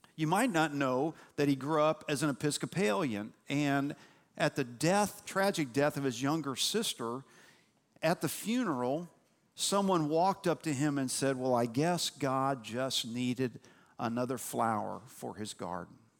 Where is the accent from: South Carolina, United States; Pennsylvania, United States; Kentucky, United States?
Kentucky, United States; Louisville; moved away as an adult; also born or lived in Cincinnati, Ohio / Nashville, Tennessee / East Tennessee; I was born in Cincinnati, Ohio. Uh, we moved to Louisville, Kentucky when I was nine months old